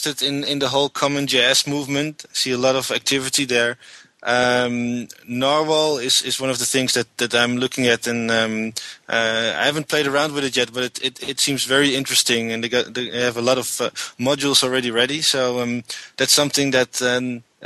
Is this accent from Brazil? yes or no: no; Haarlem, North Holland, Netherlands; We're both from the Netherlands. I was born in a town called Haarlem, which is about 8 kilometers from Amsterdam, and lived all my life in the Netherlands.